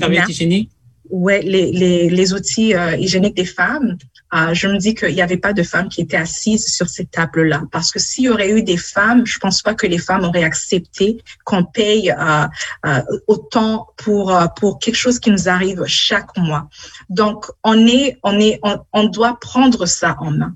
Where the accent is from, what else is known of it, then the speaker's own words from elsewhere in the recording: Burundi; now in London, Canada; je suis née au Burundi, j'ai vécu au Burundi. Euh, on a vécu dans la guerre quand j'étais au mhm. Burundi